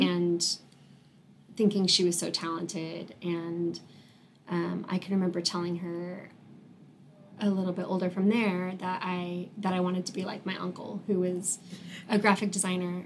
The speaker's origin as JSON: {"language": "English", "town": "Wichita", "region": "Kansas", "country": "United States", "tie": "born or raised there", "said": "I was born and raised in Wichita"}